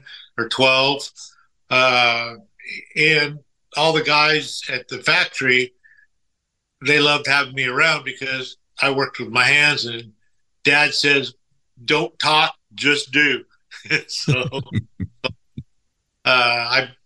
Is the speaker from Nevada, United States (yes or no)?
no; Orange County, Southern California, United States; moved away as an adult; now in South Texas, United States; I'm originally born and raised in Southern California, the Orange County area